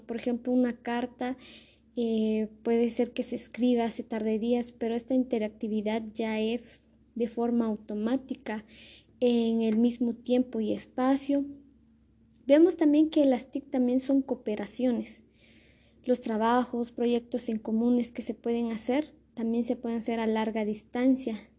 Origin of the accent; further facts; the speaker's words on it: Totonicapán, Guatemala; El lugar donde soy originaria es de Totonicapán, del municipio de Totonicapán, de una aldea que se llama Pastoca